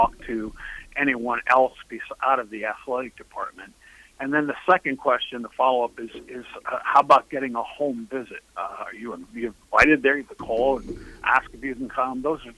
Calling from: Florida, United States

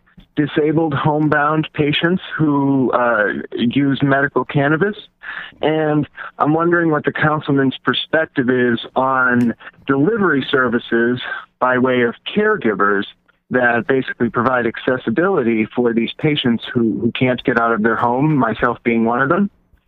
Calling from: Belmont, Massachusetts, United States; I'm from Belmont

